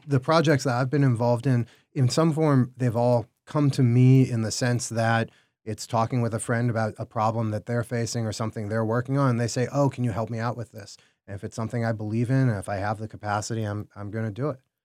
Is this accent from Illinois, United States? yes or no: yes; Chicago, Illinois, United States; we're in Chicago. I'm from Chicago